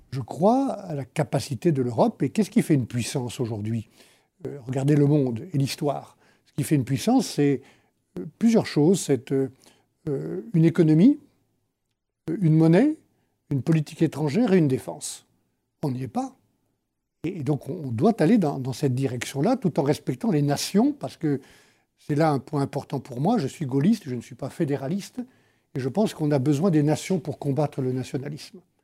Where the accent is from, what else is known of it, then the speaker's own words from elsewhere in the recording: Savoie, Auvergne-Rhône-Alpes, France; depuis la Savoie, que j'ai gérée pendant 17 ans